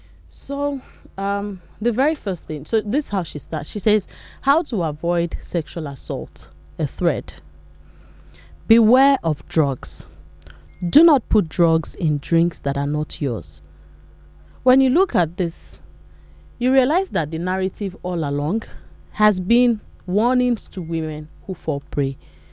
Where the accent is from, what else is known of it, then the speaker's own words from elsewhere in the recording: Nigeria; you know, talking about as a Nigerian woman, you know, you cannot